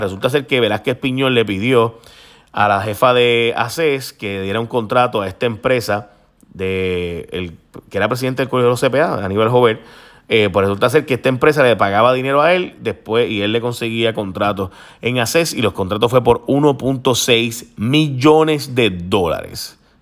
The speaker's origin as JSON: {"language": "Spanish", "country": "Puerto Rico"}